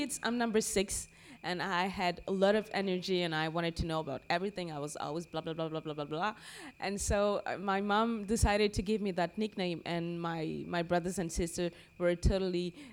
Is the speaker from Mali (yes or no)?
yes; Bamako, Mali; I was born and raised in Bamako, and I started doing music when I was 14.